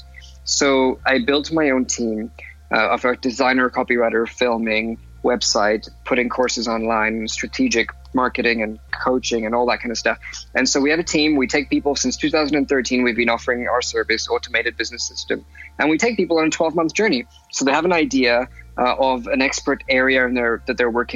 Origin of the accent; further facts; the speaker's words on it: Lagos, Nigeria; now in London, United Kingdom; I was born in London, and I spent about 11 years of my life living in Lagos, Nigeria. And then I came back to London, continued my education here